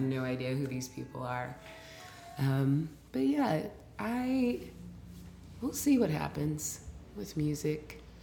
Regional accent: Portland, Oregon, United States; now in Brooklyn, United States; I'm from Portland, Oregon.

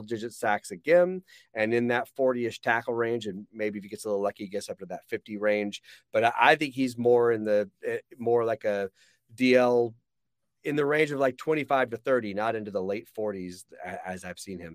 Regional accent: Atlanta, Georgia, United States; I'm from Atlanta

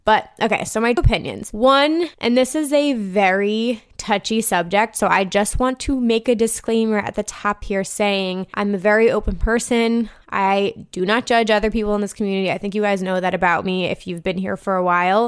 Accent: New Jersey, United States; moved away; I'm from New Jersey, so this is sort of like a hometown festival

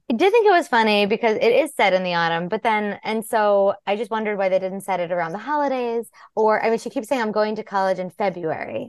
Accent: Long Island, New York, United States; I'm from Long Island, where the ferry to Connecticut is

